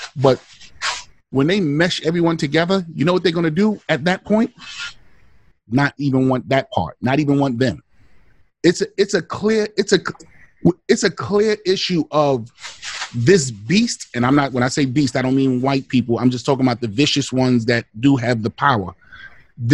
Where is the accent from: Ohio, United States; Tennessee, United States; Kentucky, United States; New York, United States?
New York, United States; New York City; I'm from the Bronx.